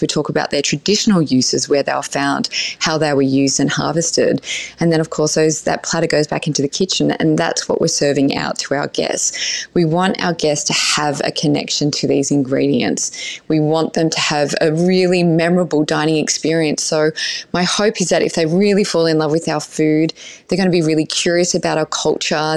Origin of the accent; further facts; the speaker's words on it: Australia; our country when we first were colonized